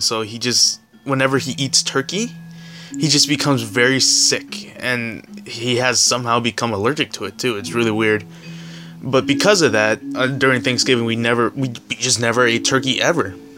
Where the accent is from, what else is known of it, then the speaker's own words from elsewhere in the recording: San Diego, California, United States; I'm from San Diego